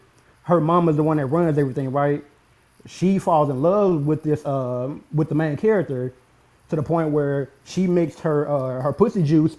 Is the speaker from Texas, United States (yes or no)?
yes; Houston, Texas, United States; I'm from Houston.